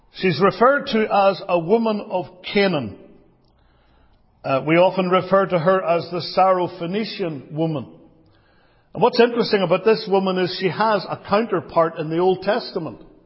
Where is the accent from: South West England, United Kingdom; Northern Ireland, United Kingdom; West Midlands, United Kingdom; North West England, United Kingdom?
Northern Ireland, United Kingdom; Belfast; growing up in Belfast